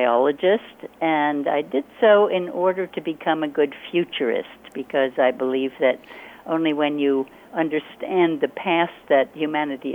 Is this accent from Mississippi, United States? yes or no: no; Hudson Valley, New York, United States; now in Hawaii, United States; I was born in the Hudson Valley of New York State in the U.S., and I had the great privilege of being able to run free in nature and to learn from nature on my own as a little kid